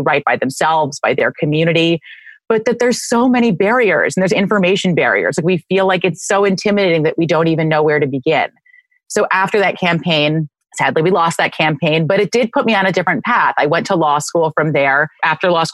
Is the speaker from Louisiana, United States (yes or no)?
no; New York City, New York, United States; we did both grow up in the city